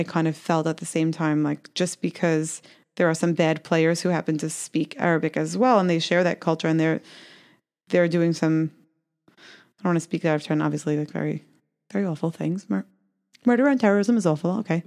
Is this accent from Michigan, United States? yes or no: no; New York City, New York, United States; I was growing up in Brooklyn